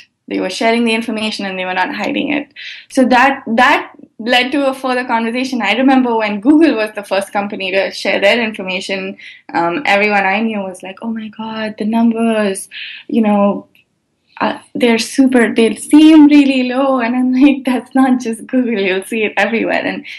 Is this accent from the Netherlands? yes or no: no; India; now in United States; I learned that I grew up in India, and when I moved here